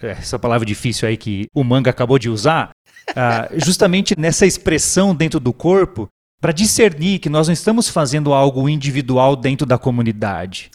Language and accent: Portuguese; Brazil; nós, como brasileiros, enquanto igreja, aqui no Brasil